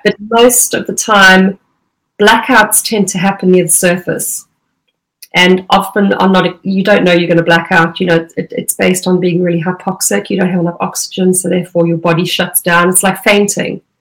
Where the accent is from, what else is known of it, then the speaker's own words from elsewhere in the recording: Durban, KwaZulu-Natal, South Africa; moved away as an adult; now in United Kingdom; I grew up around in Durban.